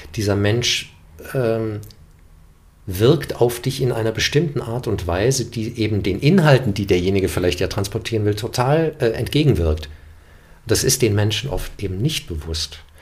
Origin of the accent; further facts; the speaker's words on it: Germany; first language German; ich bin Deutscher, ich bin mit dieser Sprache aufgewachsen und das ist meine Heimatsprache